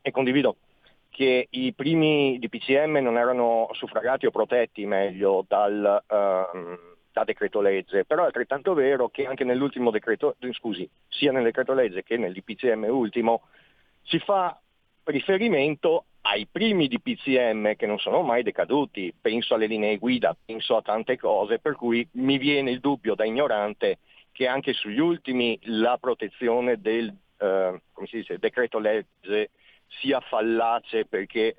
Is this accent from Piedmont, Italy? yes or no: no; Veneto, Italy; come Veneto